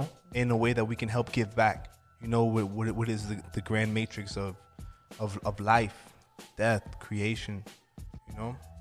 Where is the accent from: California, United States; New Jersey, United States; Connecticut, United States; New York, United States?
New York, United States; Freeport; also born or lived in Medellín, Colombia; I'm from a town called Freeport, Port Knox, New York